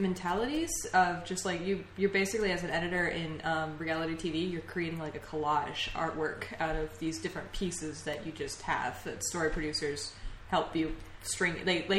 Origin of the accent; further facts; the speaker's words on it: Tennessee, United States; moved away as an adult; Yeah, I'm from Tennessee